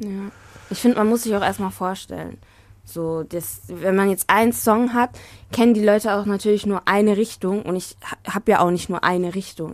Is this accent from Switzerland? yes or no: no; Hagen, North Rhine-Westphalia, Germany; Hagen ist natürlich, also ist natürlich meine Heimatstadt